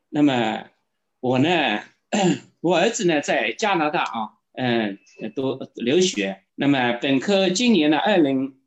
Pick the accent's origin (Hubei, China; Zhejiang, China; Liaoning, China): Zhejiang, China; Jiaxing; 我是，呃，来自浙江嘉兴的，呃，我是体制内的人啊